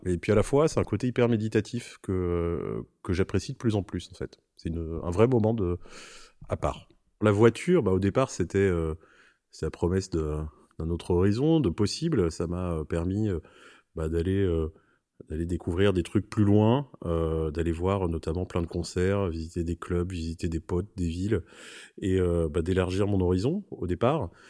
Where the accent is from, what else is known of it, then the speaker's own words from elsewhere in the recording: Corrèze, Nouvelle-Aquitaine, France; also born or lived in Paris; now in Marseille, France; je suis un vrai euh, campagnard au départ puisque j'ai grandi en Corrèze